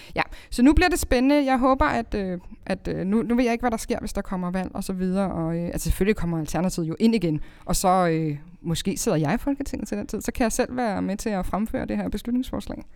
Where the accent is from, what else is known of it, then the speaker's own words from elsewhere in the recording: Greve, Zealand, Denmark; jeg er opvokset i Greve